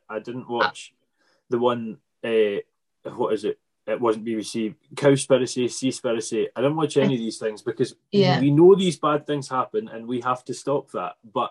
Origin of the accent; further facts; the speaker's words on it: Isle of Arran, Scotland, United Kingdom; I'm from the Isle of Arran